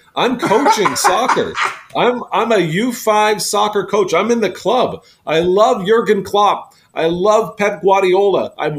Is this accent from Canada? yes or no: yes; Canada; I love being Canadian